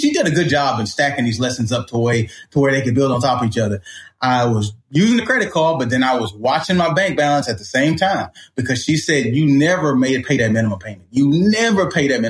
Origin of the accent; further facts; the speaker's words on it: Port Arthur, Texas, United States; I grew up in Port Arthur, Texas